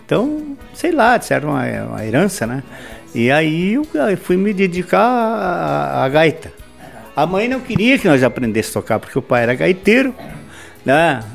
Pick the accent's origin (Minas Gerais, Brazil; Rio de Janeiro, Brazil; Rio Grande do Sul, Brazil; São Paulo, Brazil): Rio Grande do Sul, Brazil; Soledade; now in Erechim, Brazil; eu nasci na, na, no interior de Soledade, uma campanha chamada Campo Bonito